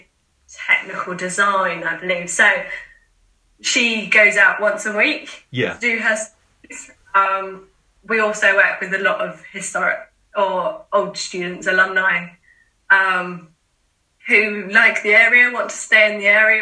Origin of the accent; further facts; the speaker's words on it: Ringwood, South East England, United Kingdom; also born or lived in Portsmouth; So I grew up in Ringwood, so not a million miles away from Portsmouth.